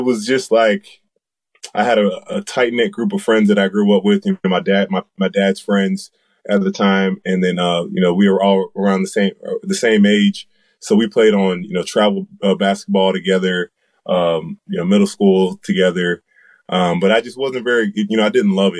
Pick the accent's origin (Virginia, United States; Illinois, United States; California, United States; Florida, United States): Florida, United States; Jacksonville; I'm from Jacksonville, Florida. My home school would be First Coast